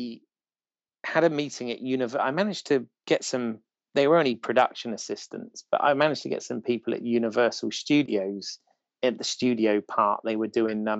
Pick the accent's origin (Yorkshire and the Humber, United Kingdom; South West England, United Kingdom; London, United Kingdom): South West England, United Kingdom; Bournemouth; I'm from Bournemouth